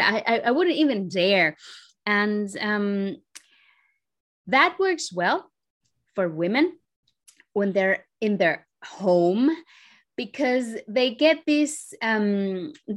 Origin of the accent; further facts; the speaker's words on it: Santo Domingo, Dominican Republic; moved away; I am originally from the Dominican Republic. I grew up and was born in Santo Domingo